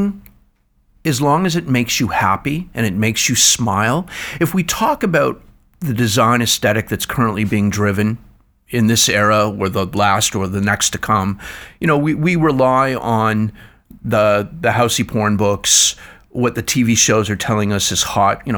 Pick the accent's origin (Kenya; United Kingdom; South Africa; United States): United Kingdom; Scotland; now in Ontario, Canada; I'm a Scotsman.